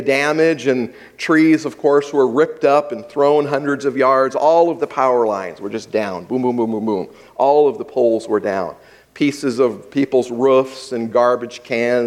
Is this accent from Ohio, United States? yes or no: no; Hawaii, United States; I grew up in Hawaii